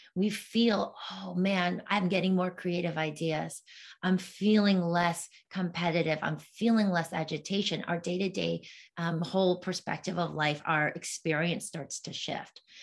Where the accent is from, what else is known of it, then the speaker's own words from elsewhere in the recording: East Coast, United States; moved away; also born or lived in New York City; I'm from the East Coast, so I had a lot of family over there